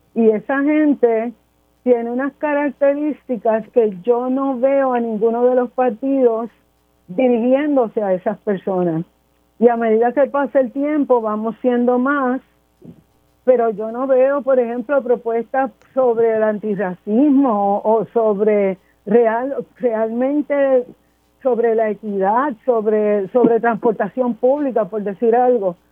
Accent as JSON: {"language": "Spanish", "country": "Puerto Rico", "said": "yo soy de San José"}